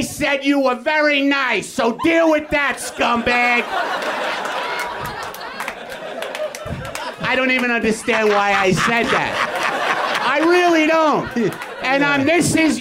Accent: New York, United States; now in Los Angeles, United States; I'm from New York

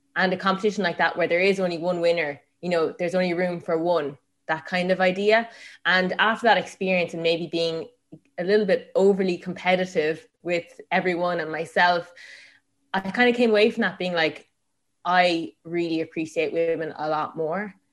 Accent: Tipperary, Munster, Ireland; I grew up in Tipperary, um, on a farm.

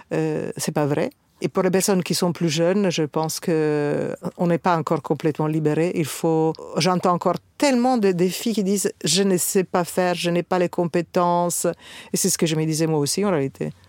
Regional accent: Italy; also born or lived in North Africa; mais je suis italienne, euh, née en Afrique du Nord, donc avec probablement une culture euh, méditerranéenne plus importante.

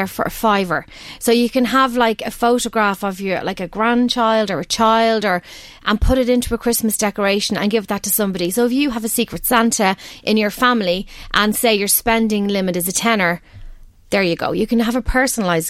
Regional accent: Balbriggan, Leinster, Ireland; I'm from Balbriggan originally, and every year I'll go to the ILAC because that's where we went as kids

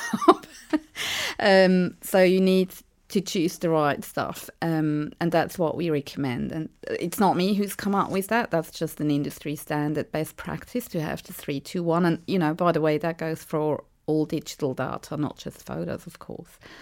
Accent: Switzerland; moved away as an adult; now in Eltham, Australia; I'm from Switzerland

